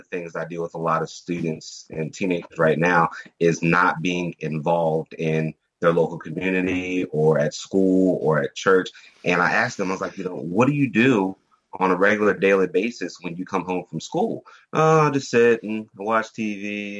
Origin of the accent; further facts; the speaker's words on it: Germany; but I was raised in Germany. I was I'm ex-military brat right now.